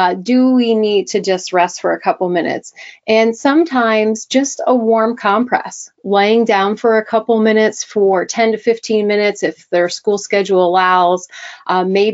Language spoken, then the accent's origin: English; Delaware, United States; I am from Delaware, the East Coast